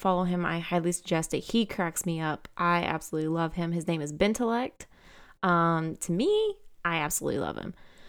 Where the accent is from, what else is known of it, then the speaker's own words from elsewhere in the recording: Georgia, United States; I am 29 years old and I am from Georgia.